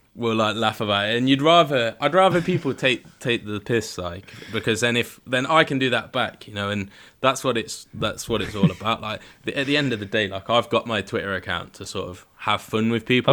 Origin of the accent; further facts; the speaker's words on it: Leicestershire, East Midlands, United Kingdom; I'm from Leicestershire